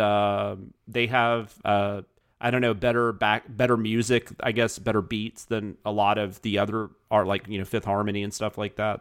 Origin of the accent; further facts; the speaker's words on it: the South, United States; I'm from the South